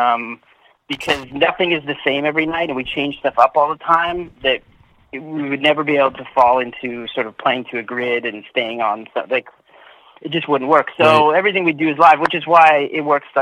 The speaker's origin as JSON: {"language": "English", "town": "Scarborough", "region": "Ontario", "country": "Canada", "tie": "born or raised there", "also_born_or_lived": "Ajax, Ontario", "said": "I grew up in Scarborough till I was about 10 or 11, and then I moved out to the country with my grandparents, and then by 12, 13, I moved to Ajax"}